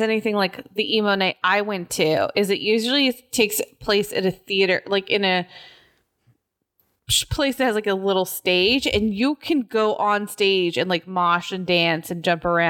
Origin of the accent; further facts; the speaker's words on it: California, United States; now in Texas, United States; I'm spoiled as a Californian.